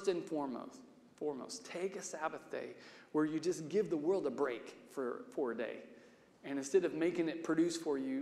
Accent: Salina, Kansas, United States; I grew up in Salina with Wes Jackson in the conservation center he built there

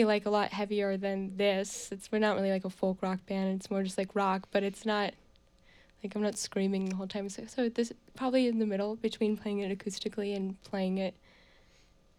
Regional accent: Bucks County, Pennsylvania, United States; also born or lived in New York; now in Burlington, United States; I'm from Bucks County, Pennsylvania

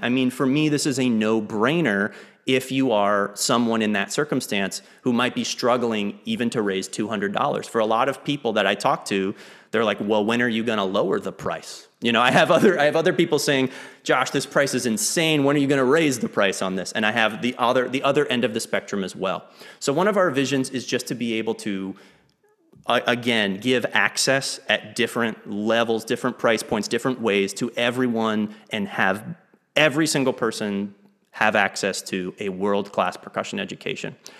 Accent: Lake Jackson, Texas, United States; moved away as an adult; also born or lived in Maine / Kuala Lumpur, Malaysia; I grew up in Lake Jackson, Texas, about an hour south of Houston. Uh, I moved there when I was six. I was originally born in Maine

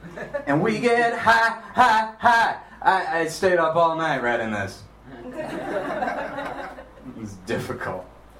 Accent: Minnesota, United States; moved away; also born or lived in Seattle; I'm from fucking Minnesota, man.

